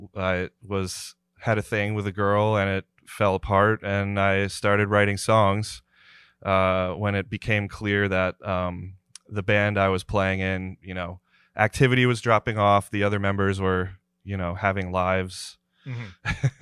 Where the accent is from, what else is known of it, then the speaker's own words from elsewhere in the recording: New Jersey, United States; moved away; I'm originally from New Jersey.